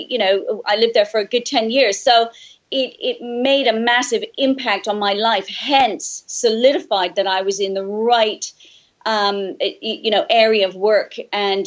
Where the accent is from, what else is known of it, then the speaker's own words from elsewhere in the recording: Canada; moved away; growing up in Canada, we have such very strong seasons